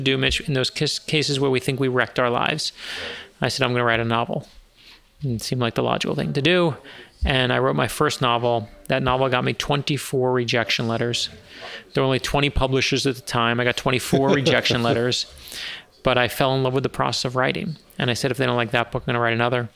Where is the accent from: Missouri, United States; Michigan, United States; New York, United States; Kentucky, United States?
New York, United States; New York City; I grew up in Brooklyn, New York